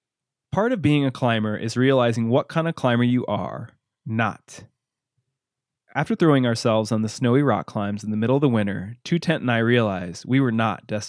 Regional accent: Midwest, United States; moved away; growing up in the Midwest

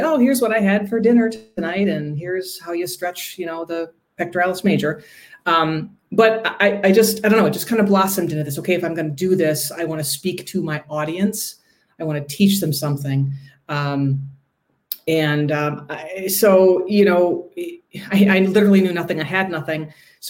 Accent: Milwaukee, Wisconsin, United States; I hail from Milwaukee

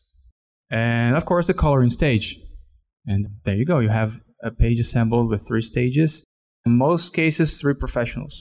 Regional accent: outside of Sao Paulo, São Paulo, Brazil; I was born outside of Sao Paulo

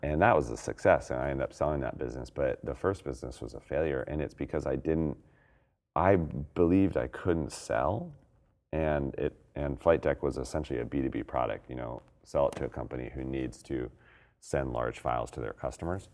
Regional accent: Colorado, United States; now in Portland, United States; I'm from Colorado, but we live in Portland

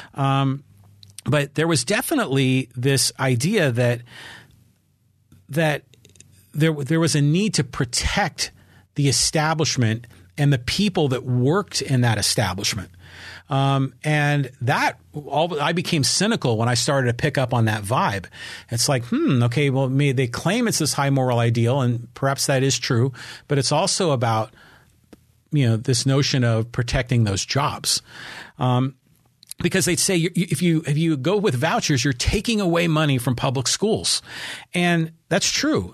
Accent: San Francisco, California, United States; also born or lived in Burlingame / San Diego; we're from San Francisco

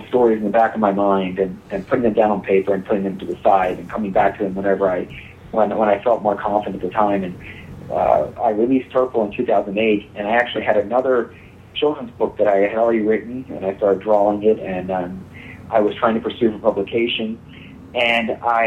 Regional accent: Baltimore, Maryland, United States; I'm 33 from Baltimore, Maryland.

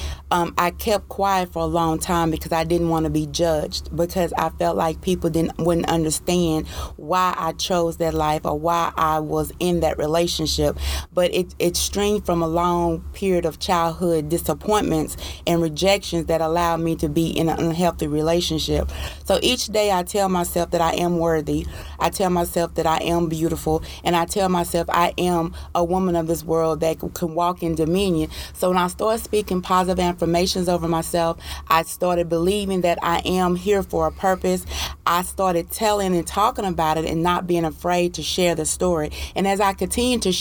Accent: Paris, Texas, United States; I am from Paris, Texas

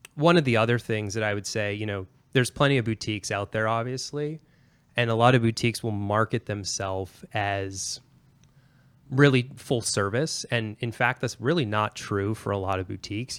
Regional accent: Pennsylvania, United States; moved away; I'm originally an East Coaster. I'm from Pennsylvania, born and raised

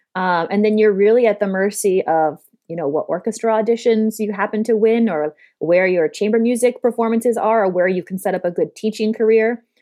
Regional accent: Denver, Colorado, United States; also born or lived in New York City; now in Dallas, United States; my home state of Colorado

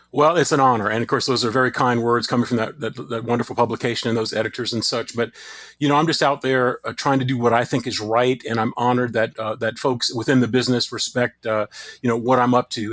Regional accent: Crowley, Louisiana, United States; my hometown of Crowley, Louisiana

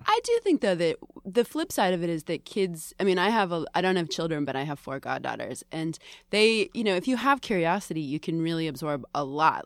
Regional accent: Boston, Massachusetts, United States; also born or lived in Salem / Bryn Mawr; I grew up in Greater Boston

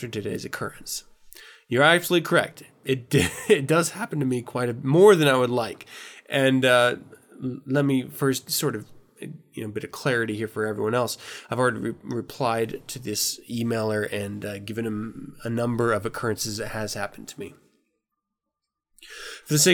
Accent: United States; also born or lived in Germany; I'm born in America

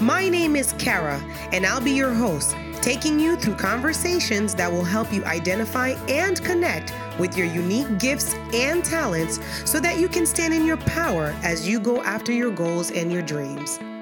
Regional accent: Haiti; moved away; I'm, I'm originally from Haiti, so I'm a very traditional Caribbean

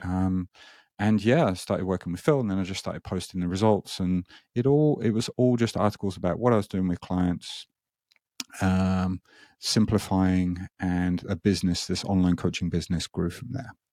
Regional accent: United Kingdom; moved away as an adult; now in Japan; I'm not Japanese, as you may be able to hear. I'm, I'm British

